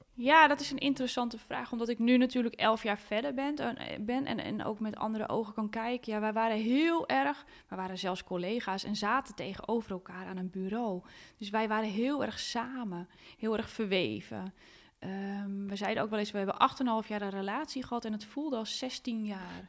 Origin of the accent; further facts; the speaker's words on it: Hoorn, North Holland, Netherlands; Ik ben opgegroeid in Horen